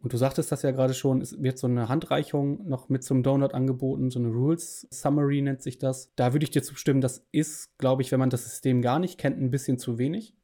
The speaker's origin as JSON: {"language": "German", "country": "Germany", "said": "ich als Deutsche"}